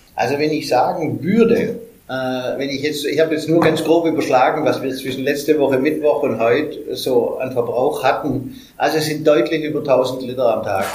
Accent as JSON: {"language": "German", "town": "Stuttgart", "region": "Baden-Württemberg", "country": "Germany", "said": "bei uns in Stuttgart"}